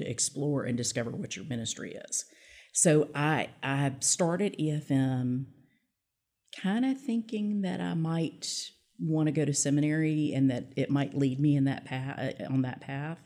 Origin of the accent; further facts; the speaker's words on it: Little Rock, Arkansas, United States; also born or lived in Pine Bluff, Arkansas; I did end up going to law school in my hometown of Little Rock.